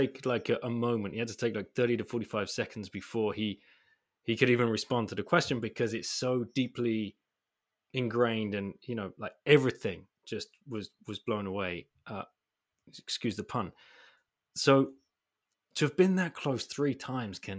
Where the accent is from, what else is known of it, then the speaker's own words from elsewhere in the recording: England, United Kingdom; I grew up in England where we're always wearing boots because it's freaking cold.